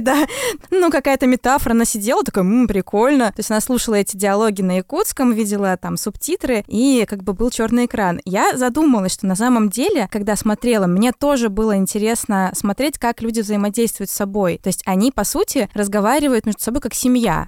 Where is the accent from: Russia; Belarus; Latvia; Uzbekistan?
Belarus; я вообще белоруска